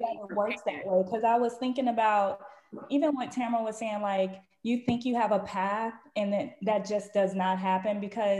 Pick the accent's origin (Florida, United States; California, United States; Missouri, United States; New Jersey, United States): Florida, United States; Lauderhill; I'm from Lauderhill, yeah, deep side a little bit, but I ain't from Pompano, and that's a whole different city.